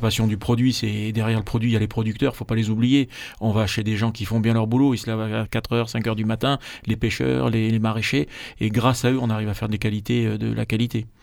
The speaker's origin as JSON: {"language": "French", "town": "Marseille", "region": "Provence-Alpes-Côte d'Azur", "country": "France", "said": "je suis Marseillais de Marseillais d'origine et Savoyard de cœur"}